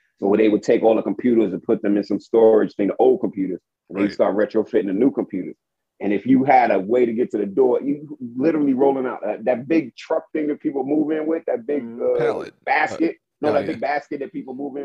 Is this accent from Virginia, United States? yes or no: no; New York City, New York, United States; I'm Brooklyn. I'm Brooklyn's own. If anybody don't know, I'm from Brooklyn. Born.